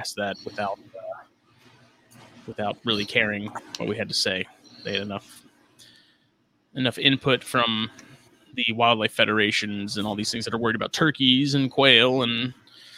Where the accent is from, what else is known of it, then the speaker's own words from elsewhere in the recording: South Carolina, United States; my home state, because that's something I'm very proud of, is being a South Carolinian, because it's such an awesome state. It's always been home